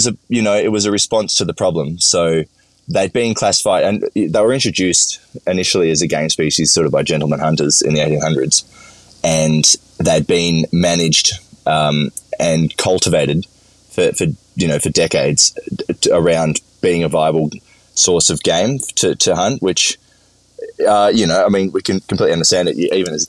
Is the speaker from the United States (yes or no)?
no; Victoria, Australia; So I grew up in the country. I grew up in the Upper Murray, so very top of the Murray River